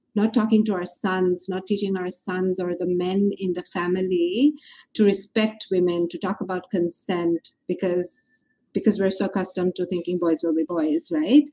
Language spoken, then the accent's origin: English; Bangladesh; Growing up in Bangladesh as a woman